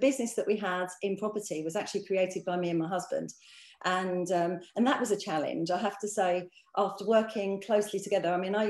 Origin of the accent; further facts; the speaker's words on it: London, United Kingdom; I grew up actually. We sort of came from a fairly humble background.